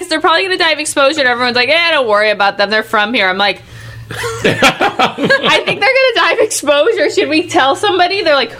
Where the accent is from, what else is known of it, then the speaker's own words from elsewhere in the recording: California, United States; me being from California